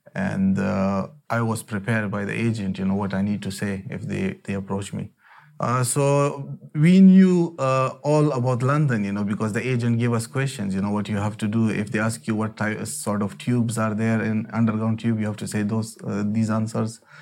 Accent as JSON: {"language": "English", "country": "Afghanistan", "moved": "yes", "lives_now": "United Kingdom", "said": "I'm from Afghanistan"}